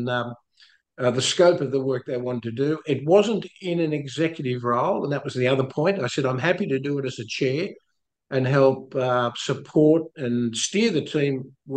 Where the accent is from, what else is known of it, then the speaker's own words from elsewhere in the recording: Wollongong, New South Wales, Australia; moved away as an adult; also born or lived in Canada / South Africa; I grew up originally in Australia in a place called Wollongong